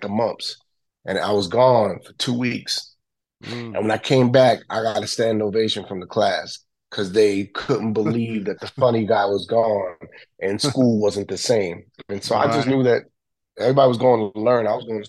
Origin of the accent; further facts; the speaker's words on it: New York City, New York, United States; Best time was my childhood, man. Like growing up in the bricks down in now it's called, it was the hood back in the day, but now it's the meatpacking district.